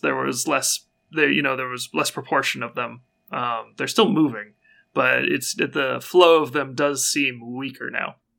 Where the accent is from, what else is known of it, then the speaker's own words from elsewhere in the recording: United States; I'm an American